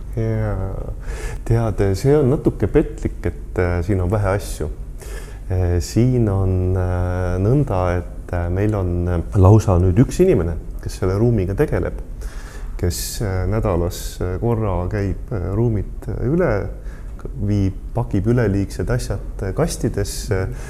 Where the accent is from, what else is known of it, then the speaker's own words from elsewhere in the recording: Põlva, Põlva County, Estonia; also born or lived in Tartu; now in Tallinn, Estonia; ise olen äh, Põlvast pärit ja, ja elan Tartus ja nüüd Tallinnas